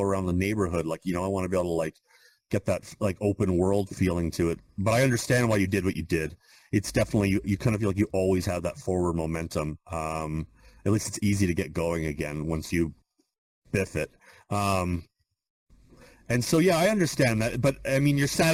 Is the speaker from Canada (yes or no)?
yes; Canada; I'm from Canada